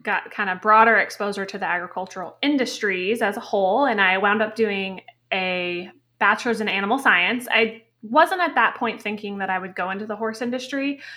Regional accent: Connecticut, United States; I grew up in Connecticut

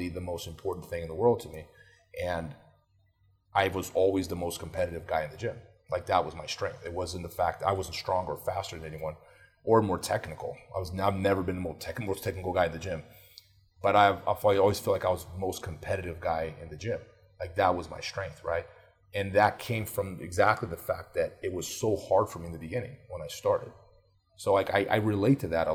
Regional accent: Brazil; moved away; I grew up in Brazil

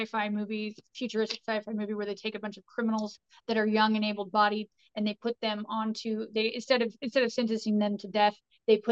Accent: Terre Haute, Indiana, United States; now in Indianapolis, United States; my hometown, Terre Haute, which is hillbilly

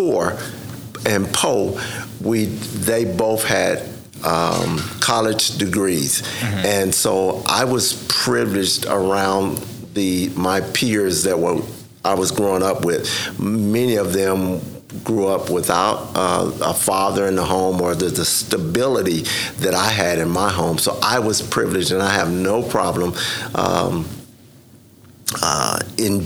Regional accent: Spencer, Oklahoma, United States; grew up in Spencer, Oklahoma, primarily

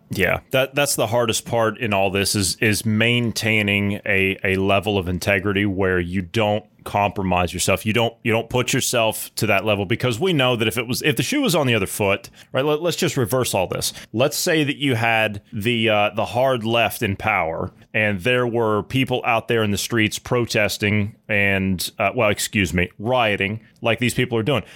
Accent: United States; as an American

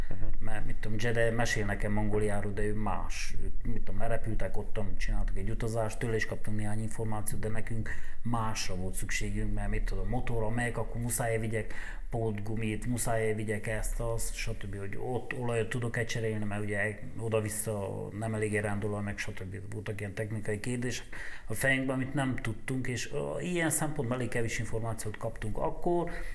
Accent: Romania; én Romániából vagyok

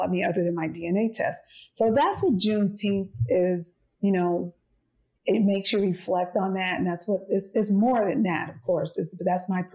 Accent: East Orange, New Jersey, United States; I'm from East Orange, New Jersey. That's where I'm from.

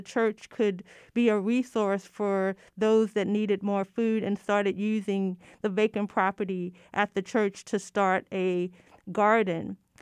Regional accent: Baltimore, Maryland, United States; another church in my hometown, Baltimore

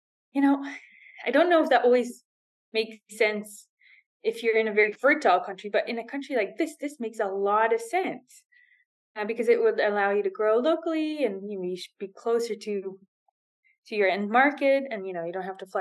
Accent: Netherlands; moved away as an adult; now in Dubai, United Arab Emirates; I'm from the Netherlands

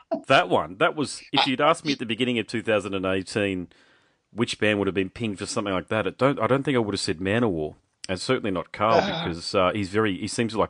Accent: Australia; also born or lived in Gold Coast, Queensland

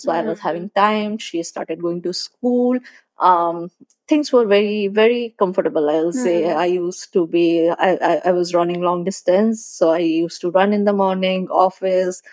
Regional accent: Agra, Uttar Pradesh, India; moved away as an adult; also born or lived in Hamirpur / Delhi / Hyderabad; I'm basically from Agra. I am born in Agra, brought up in Agra

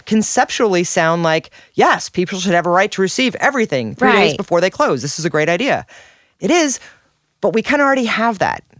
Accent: Washington, Missouri, United States; now in St. Louis, United States; I grew up in Washington, Missouri.

